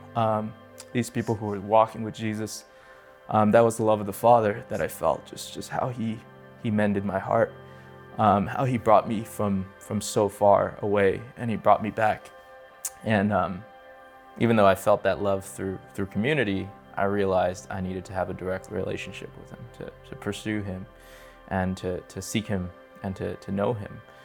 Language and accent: English; California, United States; moved away as an adult; now in Las Vegas, United States; I'm from California. I grew up there, uh, till I was twenty-seven